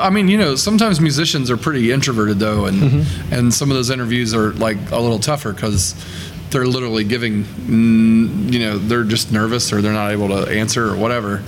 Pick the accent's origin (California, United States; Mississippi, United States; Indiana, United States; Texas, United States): Indiana, United States; I'm from Indiana, and I play songs at shows in Indiana.